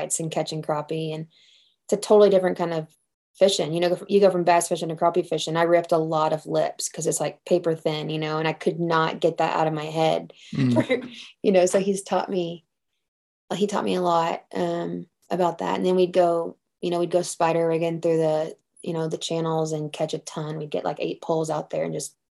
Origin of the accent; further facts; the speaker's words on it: Temple, Texas, United States; also born or lived in Belton, Texas; I was born and raised in Temple